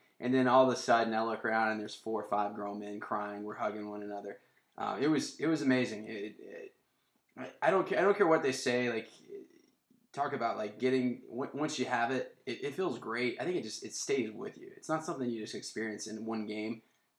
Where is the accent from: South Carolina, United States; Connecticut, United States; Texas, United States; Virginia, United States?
South Carolina, United States; now in San Francisco, United States; I think we can both say we live in San Francisco, and we're both Southerners, we're both from South Carolina.